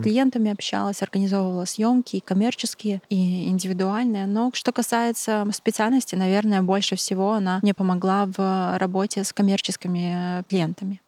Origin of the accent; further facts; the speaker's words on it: Belarus; moved away as an adult; now in Czech Republic; я из Беларуси